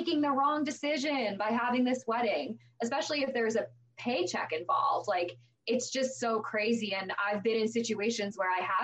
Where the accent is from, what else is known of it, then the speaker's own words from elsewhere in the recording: Long Island, New York, United States; now in Pittsburgh, United States; I'm from Long Island originally